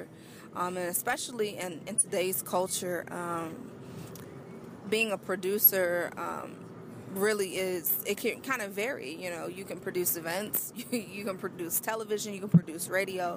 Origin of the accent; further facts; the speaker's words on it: Arizona, United States; moved away; back home in Arizona